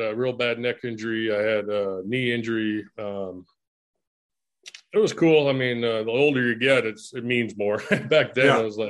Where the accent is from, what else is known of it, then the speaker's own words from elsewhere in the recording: Bloomington, Minnesota, United States; I was born in Minneapolis, and my dad started a family over in East Bloomington, and, okay. I kind of grew up there in my grade school. Then we moved over to West Bloomington, and which was supposedly a better side of town.